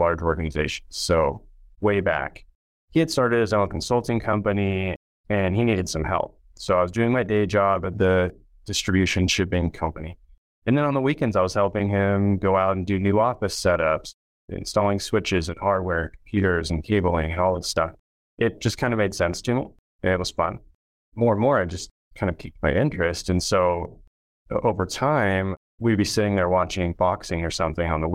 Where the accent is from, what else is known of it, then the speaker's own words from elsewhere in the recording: Reno, Nevada, United States; I grew up in the Reno, Lake Tahoe area.